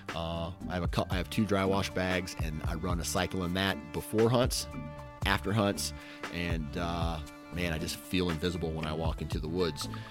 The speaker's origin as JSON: {"language": "English", "region": "Iowa", "country": "United States", "said": "I'm from Iowa. So it's going to be two Iowa boys"}